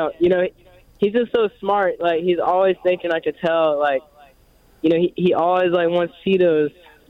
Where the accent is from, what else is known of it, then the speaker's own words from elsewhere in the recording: New Orleans, Louisiana, United States; From New Orleans. From New Orleans.